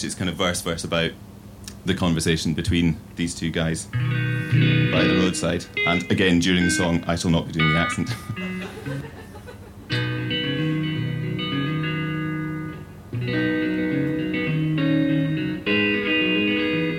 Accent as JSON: {"language": "English", "area": "Isle of Skye", "region": "Scotland", "country": "United Kingdom", "said": "I come from the Isle of Skye"}